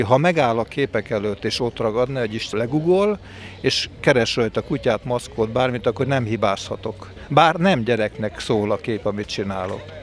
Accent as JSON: {"language": "Hungarian", "town": "Veszprém", "region": "Veszprém County", "country": "Hungary", "tie": "born or raised there", "also_born_or_lived": "Balatonalmádi", "said": "Hát 1952-ben születtem, életlenül Veszprémbe, és onnan járunk Almádiba, tehát az egész környéket lakom, élem"}